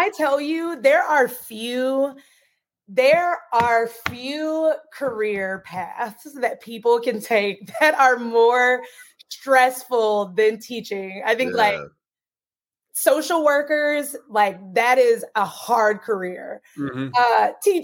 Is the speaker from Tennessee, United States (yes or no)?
yes; Tennessee, United States; moved away; also born or lived in Washington; I'm from Tennessee originally.